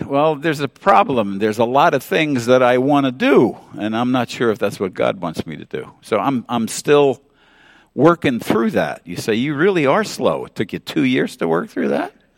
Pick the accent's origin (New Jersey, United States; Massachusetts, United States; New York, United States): New York, United States; New York City; growing up in New York City